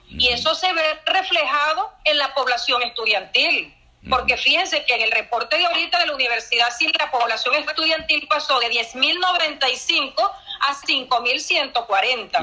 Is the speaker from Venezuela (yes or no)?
yes; Venezuela; como venezolano que le duele su universidad y le duele su país